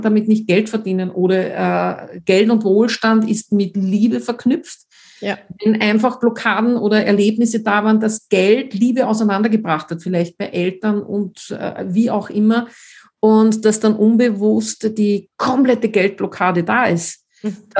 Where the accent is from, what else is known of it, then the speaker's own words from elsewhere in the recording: Austria; wie man bei uns in Österreich sagt